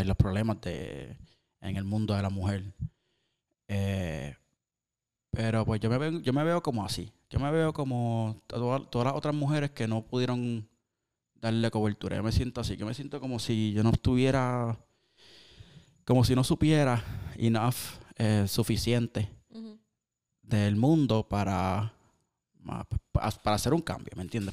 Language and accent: Spanish; Cabo Rojo, Puerto Rico; somos de Cabo Rojo. Eh, todos los caborrojeños